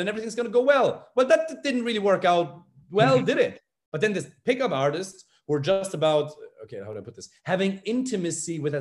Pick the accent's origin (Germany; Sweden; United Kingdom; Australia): Germany; moved away; I'm from Germany.